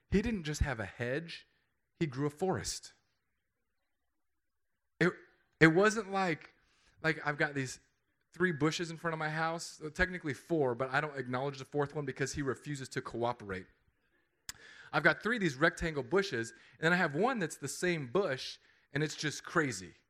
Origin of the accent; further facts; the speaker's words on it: California, United States; I, I came from California.